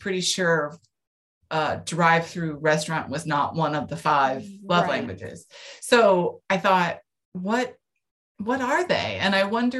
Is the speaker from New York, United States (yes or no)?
no; California, United States; I grew up in California